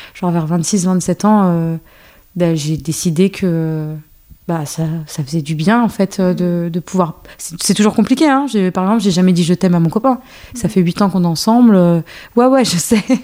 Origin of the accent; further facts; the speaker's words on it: France; also born or lived in Algeria; Je suis née en Algérie et euh, après, je suis arrivée en France à mes deux ans